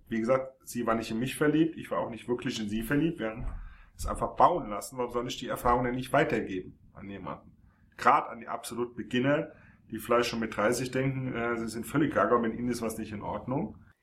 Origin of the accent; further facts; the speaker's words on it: Frankfurt am Main, Hesse, Germany; gebürtig Frankfurt am Main.